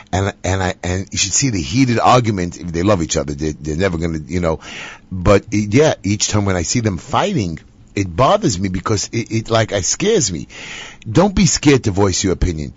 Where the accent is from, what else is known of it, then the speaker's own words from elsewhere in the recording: New York City, New York, United States; I was born and raised in Bensonhurst